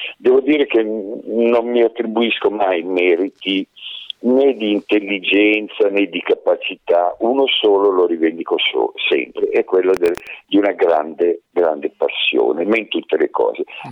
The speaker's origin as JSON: {"language": "Italian", "country": "Italy", "tie": "born or raised there", "said": "io sono nato in un, eh, paesino di montagna, abbastanza alta montagna, su, sul Crinale della Pennino"}